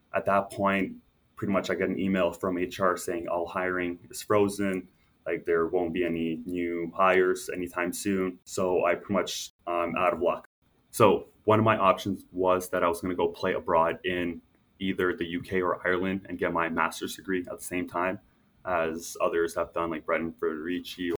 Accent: Toronto, Ontario, Canada; also born or lived in Montreal, Canada / Lithuania (ancestry); we moved over to suburbs of toronto when i was six years old from that from there i went to a french first language school

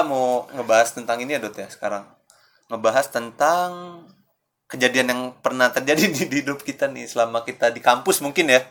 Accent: Jakarta, Indonesia; gua orang Jakarta

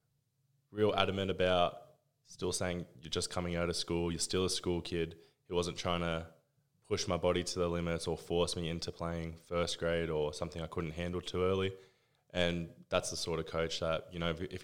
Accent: Wollongong, New South Wales, Australia; moved away; also born or lived in Sydney; I came from Sydney, which was also another sort of big footy area, but as soon as I went to Wollongong

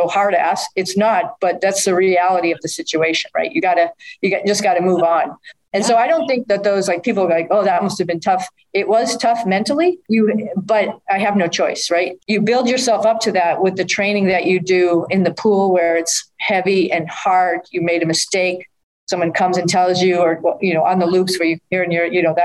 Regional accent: Needham, Massachusetts, United States; As a kid from Needham, Massachusetts

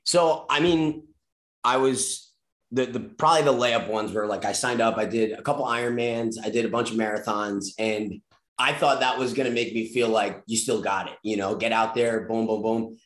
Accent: Long Island, New York, United States; I grew up surfing on Long Island

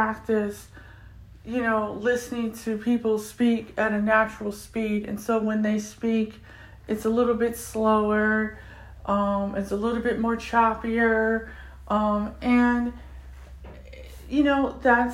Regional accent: United States; first language English; I'm African American, I'm 44 years old, I'm visually impaired, and I get tongue-tied when speaking my own language, which is English.

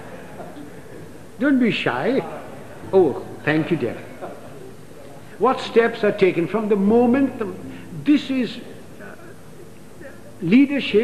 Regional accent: India; as an Indian

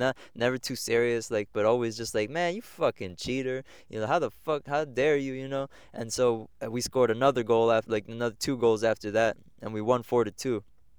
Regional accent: Egg Harbor Township, New Jersey, United States; so that was growing up in Egg Harbor Township, doing sports.

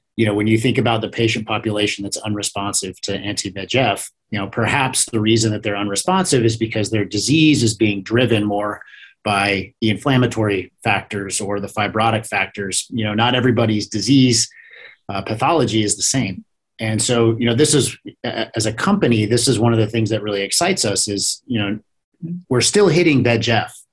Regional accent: Iowa, United States; moved away as an adult; also born or lived in Kansas; born and raised in Iowa

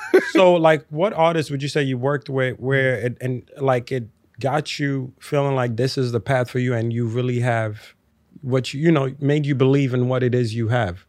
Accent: Lagos, Nigeria; when I was younger, I grew up in Lagos

